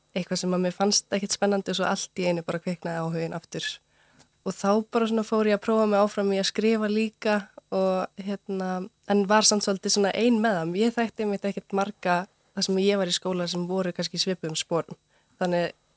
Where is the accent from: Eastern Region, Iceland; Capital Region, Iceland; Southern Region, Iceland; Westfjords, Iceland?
Eastern Region, Iceland; Unaós, Héraðsflói; now in Reykjavík, Iceland; ég er svolítið alveg upp uh, á Unási við Hjælasflóa um 50 km frá Eilstum en á Östurlandi